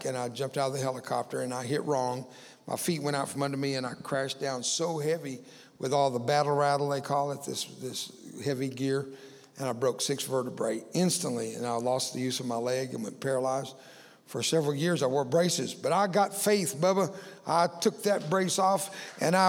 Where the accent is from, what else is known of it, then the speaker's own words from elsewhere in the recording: Cuero, Texas, United States; also born or lived in Fort Worth, Texas; several thousand students in a little town called Cuero, Texas, where I grew up